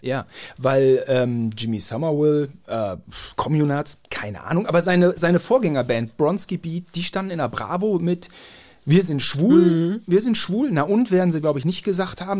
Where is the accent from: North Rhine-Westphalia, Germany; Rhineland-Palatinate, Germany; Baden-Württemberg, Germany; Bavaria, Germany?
North Rhine-Westphalia, Germany; Gütersloh; Wir sind da gut aufgewachsen